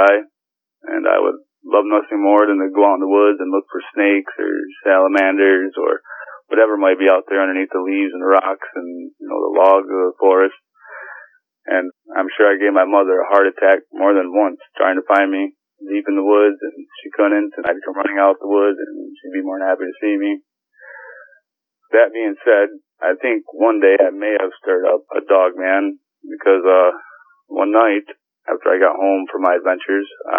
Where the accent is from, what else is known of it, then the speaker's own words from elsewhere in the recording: Saratoga Springs, New York, United States; I'm from New York. I was born in Saratoga, born and raised New Yorker